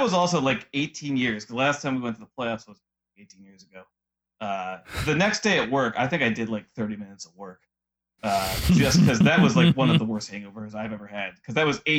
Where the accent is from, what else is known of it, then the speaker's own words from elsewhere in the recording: Cleveland, Ohio, United States; I'm from Cleveland